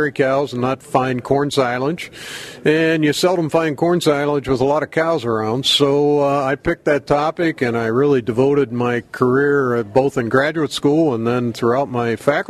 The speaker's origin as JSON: {"language": "English", "region": "Pennsylvania", "country": "United States", "tie": "born or raised there", "also_born_or_lived": "Maryland", "moved": "as an adult", "lives_now": "Wisconsin, United States", "said": "I grew up on the East Coast in Pennsylvania"}